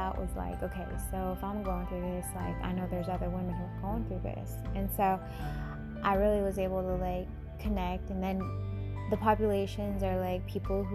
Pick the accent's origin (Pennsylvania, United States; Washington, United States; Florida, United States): Washington, United States; my home state of Washington